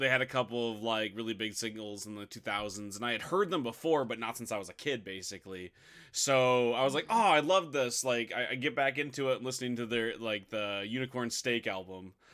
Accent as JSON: {"language": "English", "country": "United States", "said": "I'm, I'm American trash"}